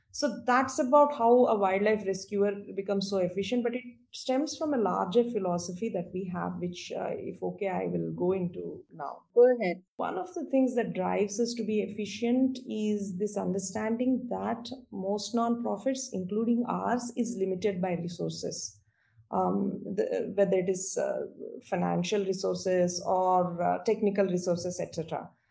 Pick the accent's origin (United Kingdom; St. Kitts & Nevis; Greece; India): India; moved away as an adult; also born or lived in United States; back in my home country? And I wanted to explore possibilities if it would be feasible for me to come back here and do something. So I took a trip to India